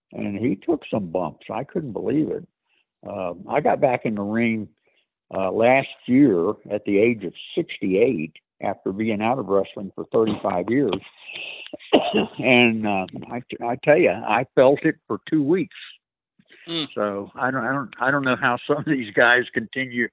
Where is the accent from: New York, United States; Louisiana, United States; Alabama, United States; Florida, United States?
Florida, United States; Central; I grew up in Central Florida